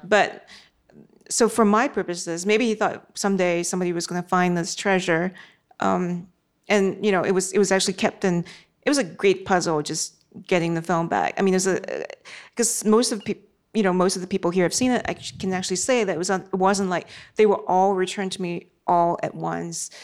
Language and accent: English; Singapore; I was a teenager then growing up in Singapore